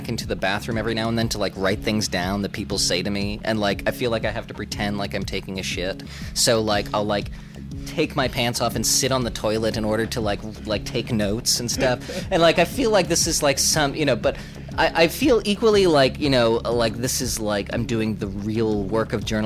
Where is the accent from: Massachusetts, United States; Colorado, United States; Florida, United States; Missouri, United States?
Massachusetts, United States; Boston; I'm from Boston